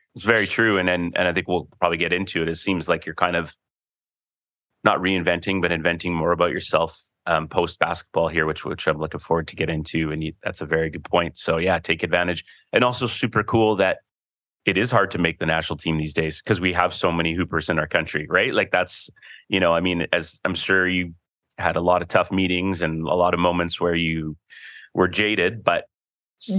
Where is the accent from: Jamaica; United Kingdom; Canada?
Canada; I'm a Canadian too